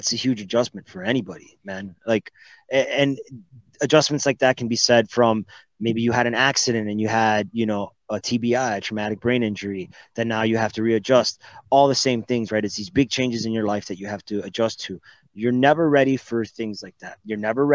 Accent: Miami, Florida, United States; moved away; also born or lived in Puerto Rico / Dominican Republic / Germany; I was raised in Miami, Florida. I was born in Puerto Rico.

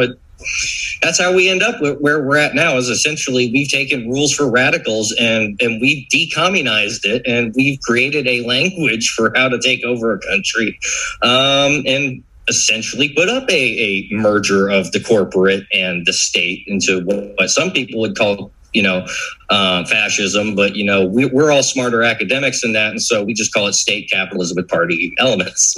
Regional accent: Florida, United States; growing up in Florida

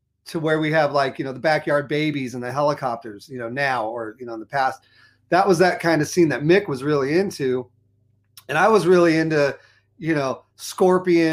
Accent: Los Angeles, California, United States; I went to Fairfax High

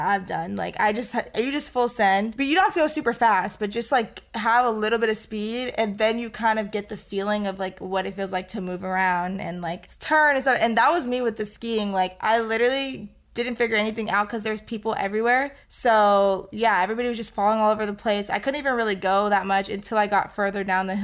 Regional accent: Florida, United States; moved away; not that many people in my hometown have probably even seen snow before because you just are born and raised in, like, a hot and tropical environment.

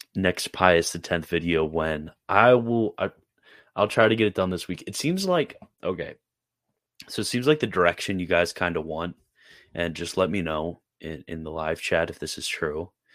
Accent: Carroll County, Maryland, United States; also born or lived in Sanford; I'm from Carroll County. Uh, that's where I originally grew up

